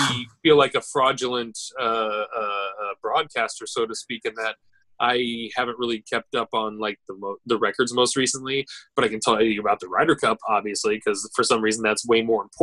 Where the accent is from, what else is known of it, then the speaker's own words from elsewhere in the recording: United States; us Americans